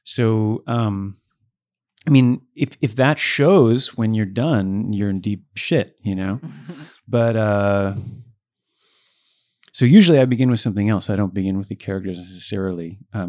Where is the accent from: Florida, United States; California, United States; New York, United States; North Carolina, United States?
New York, United States; Buffalo; I was born in Buffalo and grew up in Buffalo.